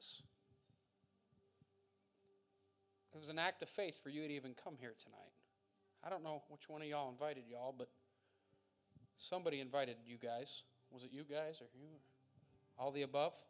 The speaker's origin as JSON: {"language": "English", "area": "Montdale", "region": "Pennsylvania", "country": "United States", "said": "I'm from Montdale. I'm not that foreign."}